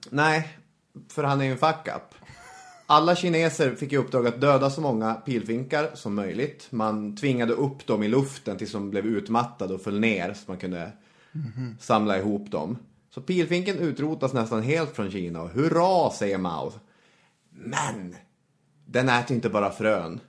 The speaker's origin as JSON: {"language": "Swedish", "town": "Arvidsjaur", "region": "Norrbotten County", "country": "Sweden", "tie": "born or raised there", "moved": "yes", "said": "jag växte upp i Arvidsjaur då, en ort i Norrbottens inland."}